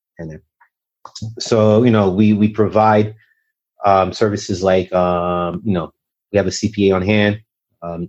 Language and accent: English; Montreal, Quebec, Canada; moved away; young Haitian American. I grew up in Montreal, Canada